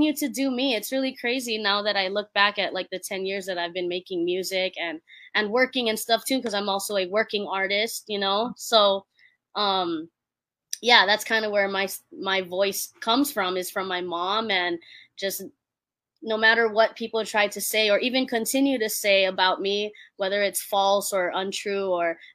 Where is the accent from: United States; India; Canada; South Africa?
United States; Hawaii; I'm just a Hawaii kid. I'm Filipino